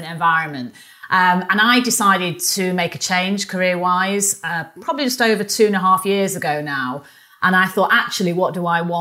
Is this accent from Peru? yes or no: no; Manchester, North West England, United Kingdom; accent: northerner; also born or lived in London; now in Kingston, United Kingdom; Manchester, which is my hometown, even though we live in London